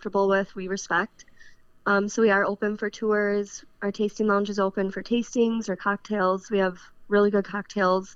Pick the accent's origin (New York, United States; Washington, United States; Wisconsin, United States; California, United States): Wisconsin, United States; Born and raised in Wisconsin.